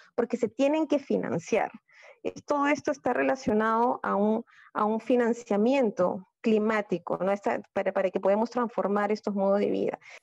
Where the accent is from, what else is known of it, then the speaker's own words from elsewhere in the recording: Peru; tenemos como peruanos